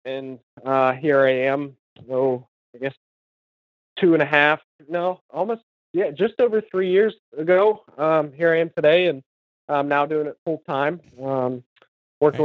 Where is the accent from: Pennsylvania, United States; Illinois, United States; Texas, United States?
Pennsylvania, United States; Western; moved away as an adult; now in Central Pennsylvania, United States; I grew up uh, my entire life in uh, Western Pennsylvania